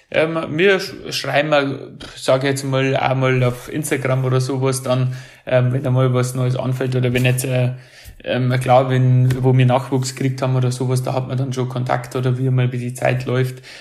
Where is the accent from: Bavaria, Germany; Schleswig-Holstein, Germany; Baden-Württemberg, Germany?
Bavaria, Germany; Hansenried; weil ich bin ja aus Hansenried, das ist das Dorf daneben.